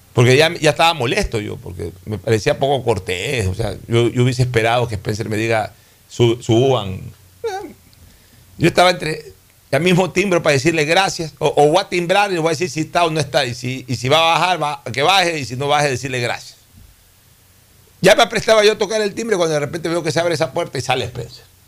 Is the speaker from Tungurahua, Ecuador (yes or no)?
no; Guayaquil, Guayas, Ecuador; moved away; Somos guayaquileños y nos sentimos orgullosamente guayaquileños